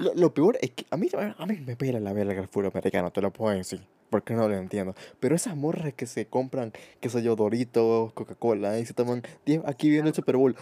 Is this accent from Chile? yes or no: no; Venezuela; now in Spain; yo, que vengo de Venezuela